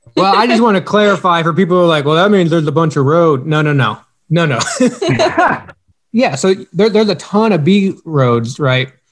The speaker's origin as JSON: {"language": "English", "town": "Knoxville", "region": "Iowa", "country": "United States", "said": "we're from Southern Iowa, or not Southern Iowa, but Knoxville, Iowa"}